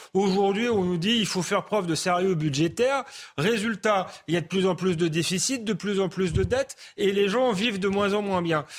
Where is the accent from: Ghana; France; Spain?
France; en tant que Français